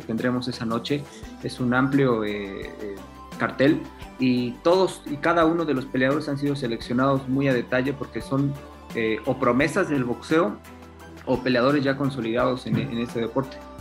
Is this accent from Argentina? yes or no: no; Puebla, Mexico; Yo soy poblano, también fui boxeador en su momento